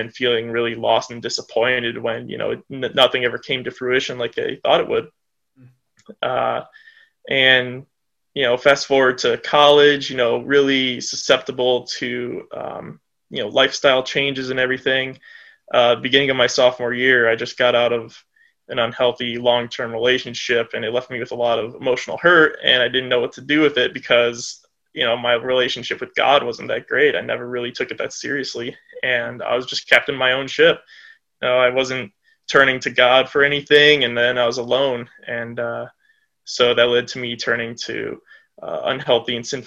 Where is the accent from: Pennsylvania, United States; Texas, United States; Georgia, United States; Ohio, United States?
Ohio, United States; Brunswick; I'm from Brunswick, Ohio. It's a suburb of Cleveland, about half an hour south. So yeah, Northeast Ohio all the way